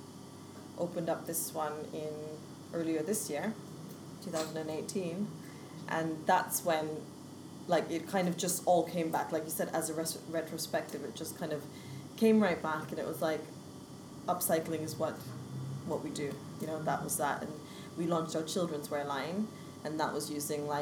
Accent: Vancouver, British Columbia, Canada; also born or lived in Kent; now in London, United Kingdom; I was born in Vancouver in the west coast of Canada. Moved to London, well, moved to Kent in 1998, which was a giant culture shock.

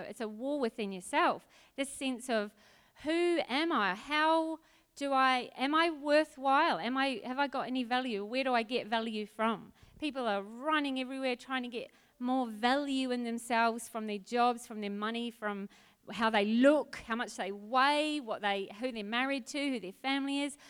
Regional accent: Auckland, New Zealand; moved away as an adult; also born or lived in Adelaide; now in Australia; I was brought up in New Zealand and Auckland

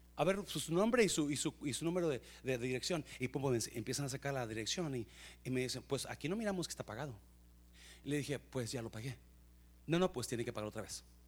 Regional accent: Mexico; yo sé que somos mexicanos

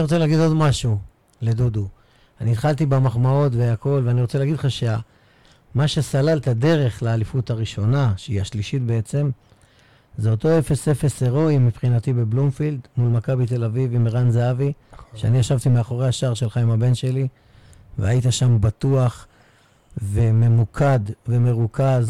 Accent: Beersheba, Southern District, Israel; התביישתי כבאר שבעי

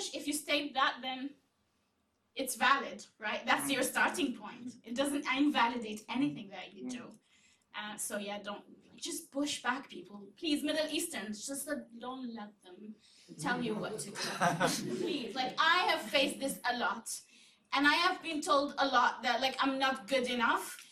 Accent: Yemen; I'm from Yemen

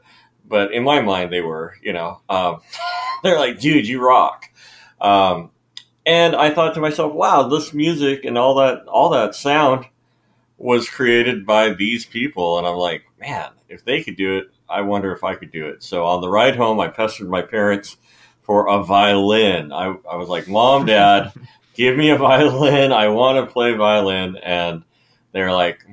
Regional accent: Snohomish, Washington, United States; I grew up in Snohomish, Washington

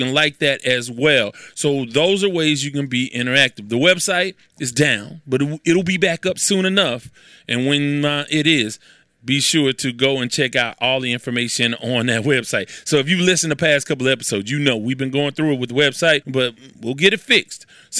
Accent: Houston, Texas, United States; I am from Houston, Texas

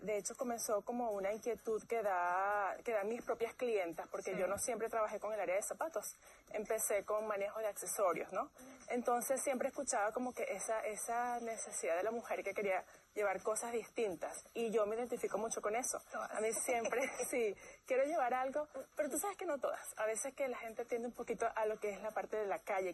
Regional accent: Venezuela; moved away; trabajé en tres compañías transnacionales en mi país, Venezuela

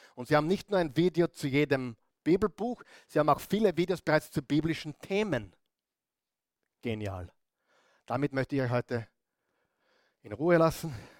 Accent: Upper Austria, Austria; moved away as an adult; now in Vienna, Austria; Als Oberösterreicher

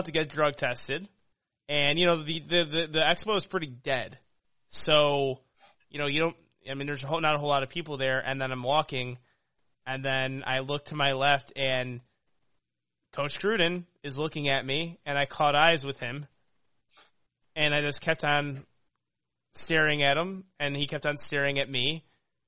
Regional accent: Chicago, Illinois, United States; He asked where I'm from. He's like, where are you from, man? I'm like, Chicago.

